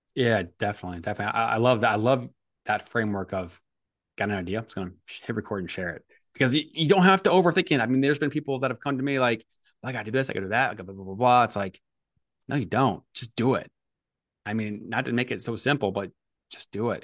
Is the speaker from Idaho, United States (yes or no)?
no; St. Louis, Missouri, United States; I grew up in Saint Louis